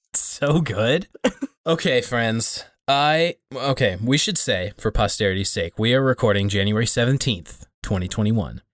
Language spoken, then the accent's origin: English; Laurel, Montana, United States; a Baptist church here in Laurel, Montana